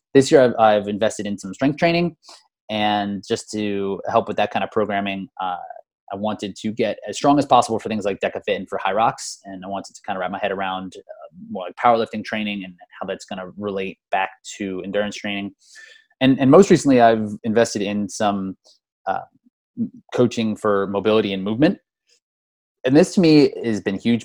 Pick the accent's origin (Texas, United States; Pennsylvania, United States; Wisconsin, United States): Pennsylvania, United States; Easton; moved away as an adult; now in Philadelphia, United States; I grew up in Easton. I live in Philadelphia right now, but I went to Easton High School and grew up in Easton